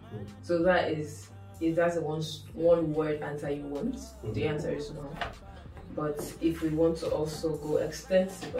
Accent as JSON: {"language": "English", "region": "Lagos", "country": "Nigeria", "said": "I'm Nigerian. And I'm from Lagos State"}